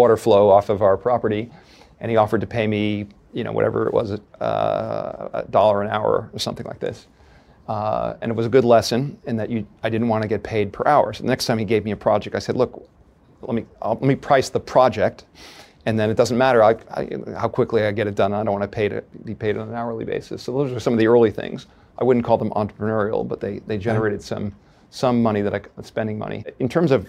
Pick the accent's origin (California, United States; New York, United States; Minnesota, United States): New York, United States; Chappaqua; I grew up in Chappaqua, New York.